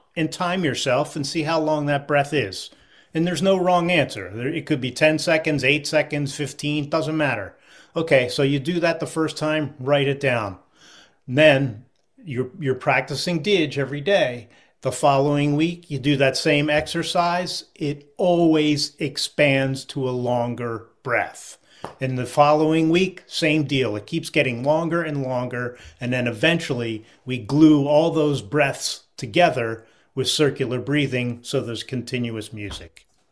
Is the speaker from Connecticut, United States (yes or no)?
no; Philadelphia, Pennsylvania, United States; I grew up in the Philadelphia area in the sixties and seventies